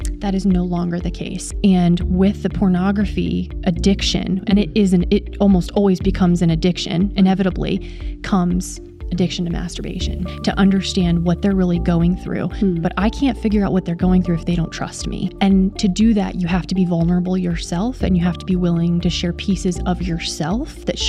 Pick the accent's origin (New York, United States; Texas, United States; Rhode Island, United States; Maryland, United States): Maryland, United States; I was born and raised in Maryland, so I didn't go far working at North American Division